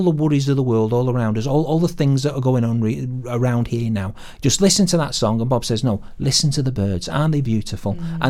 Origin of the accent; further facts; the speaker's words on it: United Kingdom; now in Pembrokeshire, United Kingdom; you probably can't tell from my accent, but I'm not from round here. I grew up in a northern industrial town